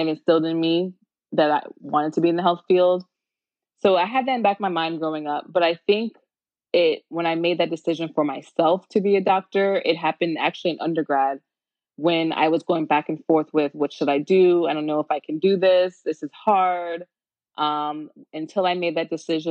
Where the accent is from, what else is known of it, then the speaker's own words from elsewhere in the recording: Tampa, Florida, United States; I am from the Tampa Bay area, and I went to high school in Tampa.